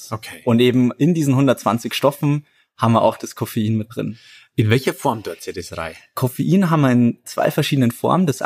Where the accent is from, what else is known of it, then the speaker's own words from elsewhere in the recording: Garching an der Alz, Bavaria, Germany; ich bin einer der Gründer von Löwy. Ich komme tatsächlich aus der Gegend, aus äh, Garching an der Alz.